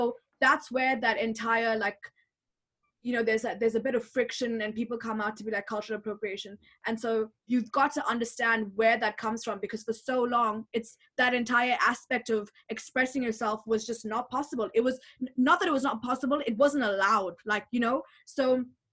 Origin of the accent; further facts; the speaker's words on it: Botswana; moved away; growing up in Botswana